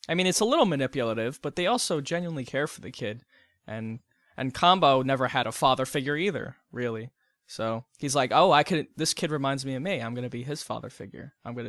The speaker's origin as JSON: {"language": "English", "country": "United States", "said": "because I'm American"}